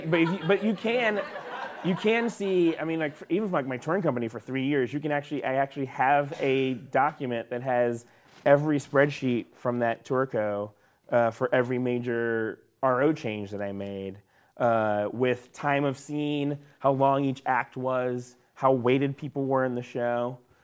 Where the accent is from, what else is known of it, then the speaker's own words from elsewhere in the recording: the South, United States; me growing up in the South